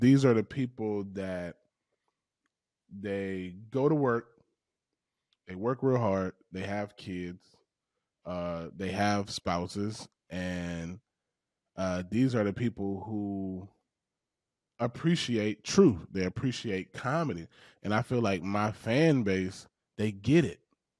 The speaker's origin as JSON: {"language": "English", "region": "the South", "country": "United States", "tie": "born or raised there", "said": "Those are the most relatable people to me because of how I grew up in the South. I grew up basically a black redneck."}